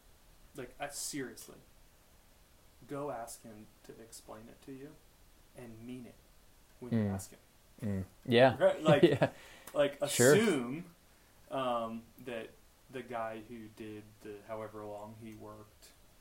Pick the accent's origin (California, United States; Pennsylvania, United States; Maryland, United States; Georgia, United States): Maryland, United States; I grew up in Maryland.